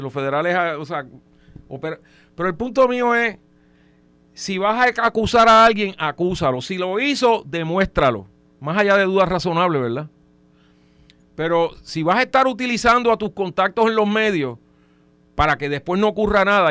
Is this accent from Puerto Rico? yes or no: yes; Trujillo Alto, Puerto Rico; yo soy, yo soy de Trujillo Alto, ese es mi alcalde